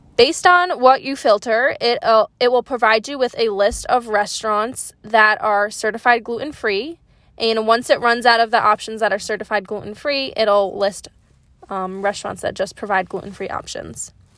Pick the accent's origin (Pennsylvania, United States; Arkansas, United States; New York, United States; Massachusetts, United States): New York, United States; Upstate; also born or lived in Boston; I'm a New Yorker, but I'm from upstate.